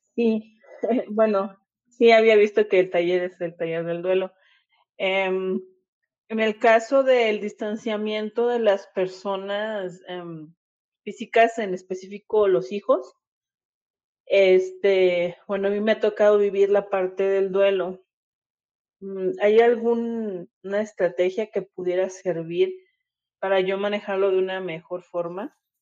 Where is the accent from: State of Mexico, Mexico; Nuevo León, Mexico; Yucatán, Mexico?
Nuevo León, Mexico; Monterrey; now in Mexico City, Mexico; Yo soy de Monterrey, pero estoy viviendo en la Ciudad de México.